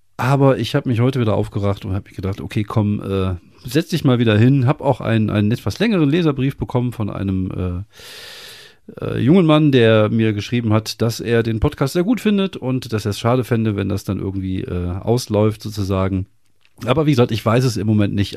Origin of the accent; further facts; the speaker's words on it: Wuppertal, North Rhine-Westphalia, Germany; ich komme aus Wuppertal